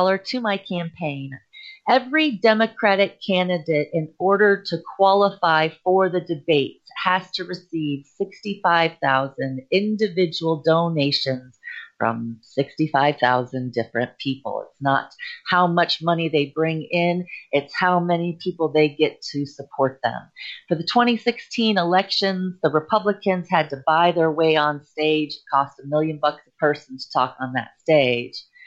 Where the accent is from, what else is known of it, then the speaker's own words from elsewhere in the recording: United States; being an American